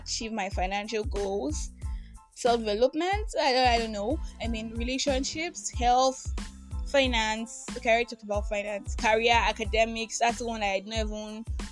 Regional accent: Nigeria; I'm that Nigerian Christian talkaholic

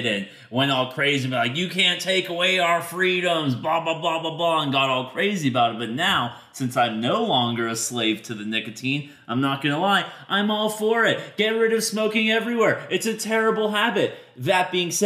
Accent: Texas, United States; moved away; I'm from Texas

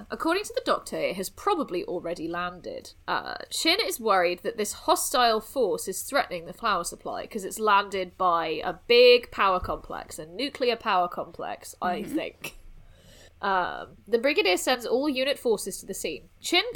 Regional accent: South West England, United Kingdom; I grew up in the southwest, so I'm like used to like Plymouth, where there's hundreds of beaches

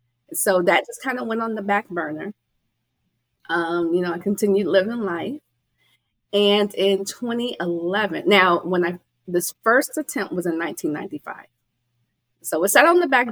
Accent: Chicago, Illinois, United States; born there; I was born in Chicago.

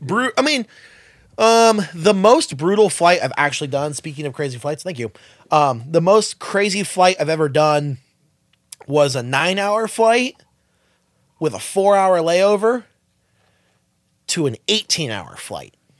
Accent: Los Angeles or Southern California, United States; We're all from L A or SoCal

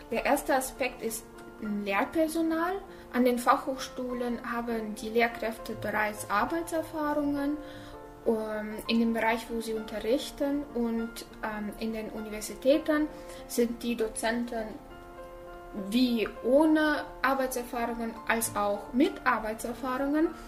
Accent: Almaty, Kazakhstan; moved away as an adult; now in Germany; ich komme aus Kasachstan, ich bin in Almaty geboren und mit 18 Jahren äh, bin ich nach Deutschland gezogen

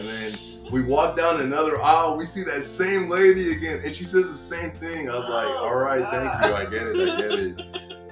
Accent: Maryland, United States; moved away; also born or lived in Texas; I was from Maryland

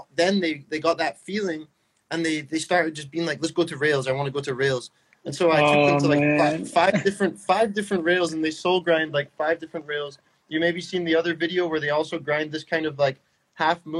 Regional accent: Stonehaven, Scotland, United Kingdom; now in Denmark; I'm from a small town called Stonehaven, which is 20 minutes from Aberdeen

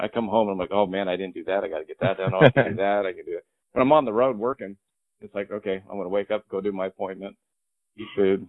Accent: Irvine, California, United States; I grew up in Irvine.

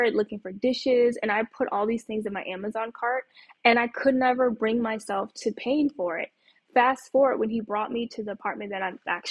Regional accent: Norfolk, Virginia, United States; moved away as an adult; now in Los Angeles, United States; my hometown of Norfolk, Virginia

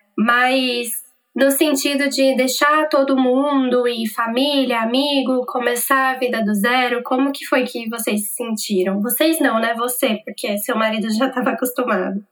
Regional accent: São Paulo, Brazil; nós duas somos de São Paulo

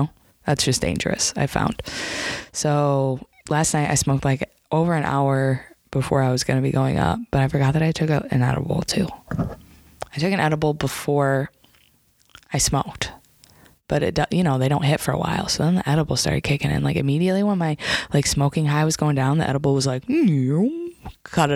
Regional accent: Lake Odessa, Michigan, United States; we grew up here in Lake Odessa

